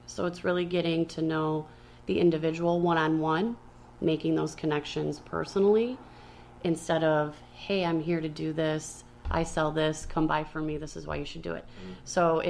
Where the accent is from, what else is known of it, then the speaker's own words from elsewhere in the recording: Chicago, Illinois, United States; now in Aurora, United States; Like, we are transplanted from Chicago. We have Chicago roots and all that. But, like, I have really taken Aurora as, like, this is where we are.